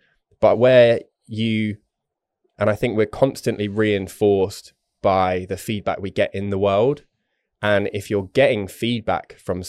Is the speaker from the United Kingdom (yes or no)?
yes; England, United Kingdom; Obviously I'm English